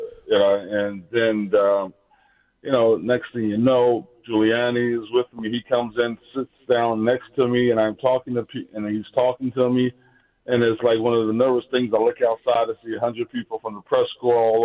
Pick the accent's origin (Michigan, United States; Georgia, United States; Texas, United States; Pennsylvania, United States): Pennsylvania, United States; Philadelphia; the city that I grew up in Philadelphia